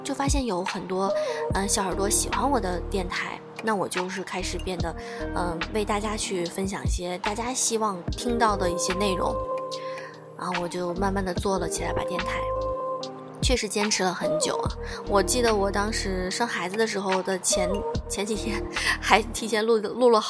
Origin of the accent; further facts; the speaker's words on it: Tianjin, China; 虽然是在天津市，但是呢，我我从小说话都是说的普通话，我所以我也不算是天津市里面的人，我不会说天津话。我只会说普通话。